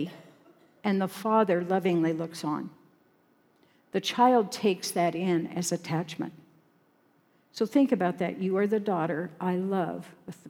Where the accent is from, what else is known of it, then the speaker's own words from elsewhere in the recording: Sterling, Colorado, United States; in my town, it wasn't quite as small a town as this. It was Sterling, Colorado